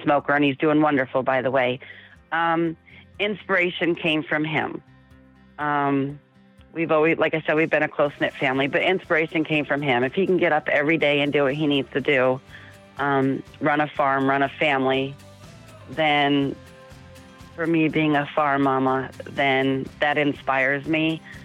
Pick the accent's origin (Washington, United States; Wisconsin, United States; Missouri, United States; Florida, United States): Florida, United States; South; moved away as an adult; We grew up in South Florida on the beach